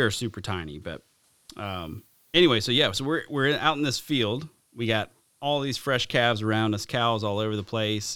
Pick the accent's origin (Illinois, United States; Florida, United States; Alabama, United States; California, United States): Alabama, United States; the South; growing up in the South